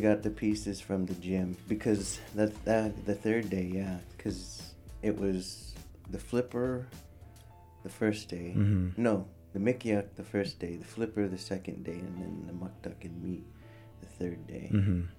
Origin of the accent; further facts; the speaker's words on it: Point Hope, Alaska, United States; moved away; also born or lived in Anchorage, Alaska; Hence Point Hope. Makes sense, I guess. But yeah, it's my hometown where I was raised a little bit growing up, and where my mom was raised. And they still practice traditional subsistence hunting there.